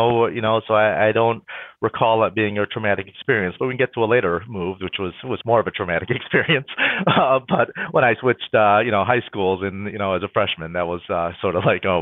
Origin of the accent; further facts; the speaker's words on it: Troy, Michigan, United States; also born or lived in New Delhi, India / London, England / Rochester Hills, Michigan; we moved from Troy, Michigan to Rochester Hills, Michigan, you know, probably a 5 or 10 mile move, right? But it was right at the time where I was going into high school